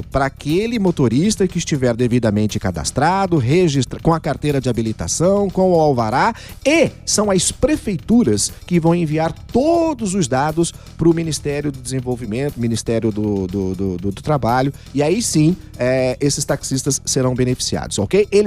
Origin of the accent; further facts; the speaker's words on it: Goiás, Brazil; Mas eu sou goiano desde pequenininho